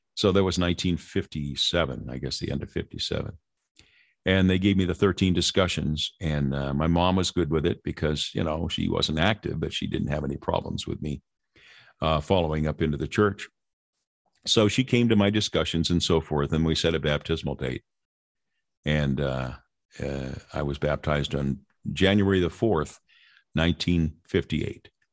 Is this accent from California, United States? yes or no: yes; Lynwood, California, United States; born or raised there